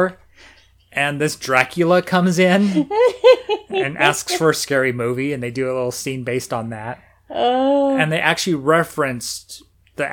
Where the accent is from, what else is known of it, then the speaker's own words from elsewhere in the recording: United States; being American